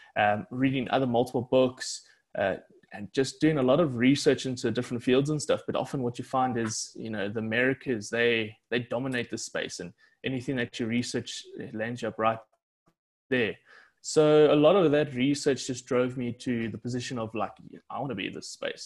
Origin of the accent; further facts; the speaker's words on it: West Rand, Gauteng, South Africa; I'm originally from the, the West Rand